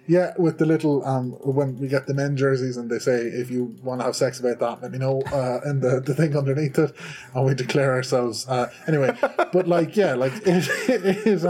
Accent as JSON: {"language": "English", "country": "Ireland", "said": "I'm from Ireland"}